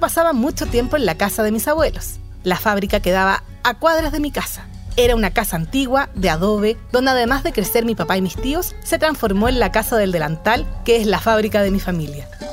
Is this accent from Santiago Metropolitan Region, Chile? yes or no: yes; Santiago, Santiago Metropolitan Region, Chile; en esas calles angostas fue donde crecí. Yo nací en Chile